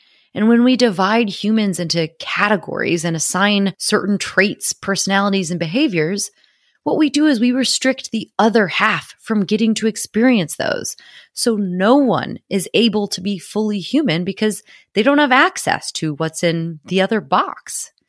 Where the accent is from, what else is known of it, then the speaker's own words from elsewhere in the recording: United States; now in London, United Kingdom; I am an American living in London, so you may notice a combination of British and American English because I can no longer control it.